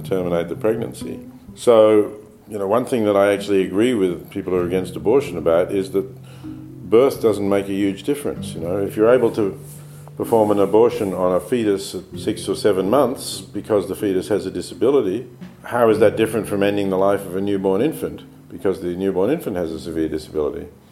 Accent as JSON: {"language": "English", "country": "Australia", "tie": "born or raised there", "said": "I was born in Australia"}